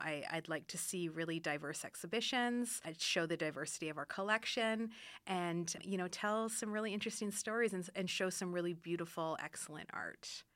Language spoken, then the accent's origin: English; Ottawa, Ontario, Canada; moved away as an adult; now in Reno, United States; I am originally from Ottawa, Canada, and I've been in Reno since twenty thirteen